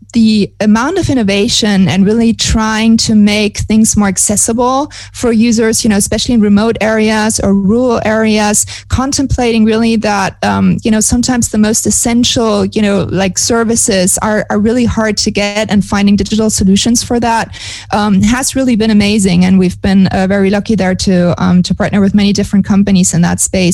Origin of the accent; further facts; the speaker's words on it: Germany; moved away as an adult; now in Montevideo, Uruguay; I'm originally from Germany